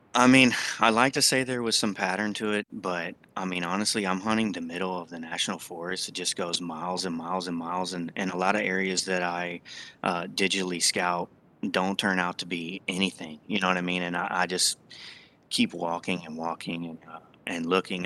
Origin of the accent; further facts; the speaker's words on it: Texas, United States; I grew up in Texas